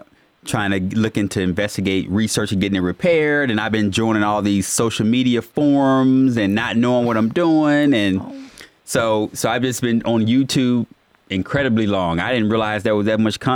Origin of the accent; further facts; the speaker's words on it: Missouri, United States; I'm from the Midwest, Missouri, and I always do the small town challenge.